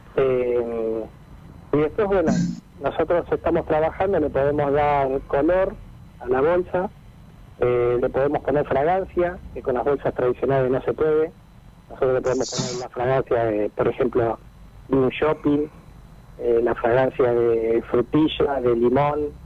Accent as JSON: {"language": "Spanish", "town": "Mar del Plata", "region": "Buenos Aires Province", "country": "Argentina", "tie": "born or raised there", "also_born_or_lived": "Otamendi", "said": "Nosotros somos de Mar del Plata, nacido en Atamendi"}